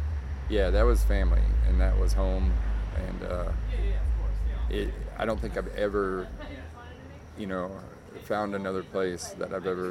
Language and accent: English; Orlando, Florida, United States; I'm originally from Orlando.